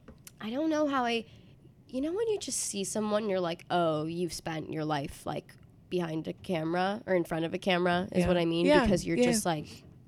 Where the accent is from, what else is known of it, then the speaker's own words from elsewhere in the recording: New York City, New York, United States; moved away as an adult; now in Princeton, United States; I grew up in New York City. Nice. On the Upper West Side. Upper West Side Jew, born and raised.